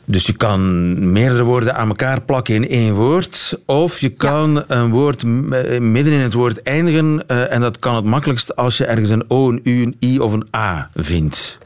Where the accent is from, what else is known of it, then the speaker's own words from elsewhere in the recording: Flanders, Belgium; bij ons in Vlaanderen